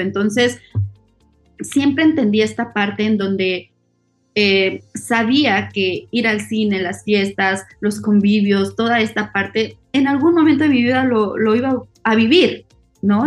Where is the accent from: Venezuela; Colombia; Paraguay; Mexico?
Mexico; soy mexicana